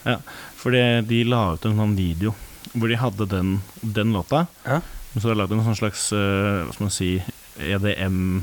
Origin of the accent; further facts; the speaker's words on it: Norway; vi som nordmenn